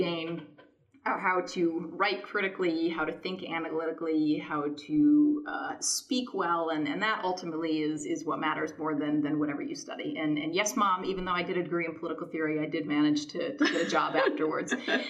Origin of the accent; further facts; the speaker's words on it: Michigan, United States; So like you, I am from Michigan, and growing up there, I didn't necessarily have a huge sense of the outside world.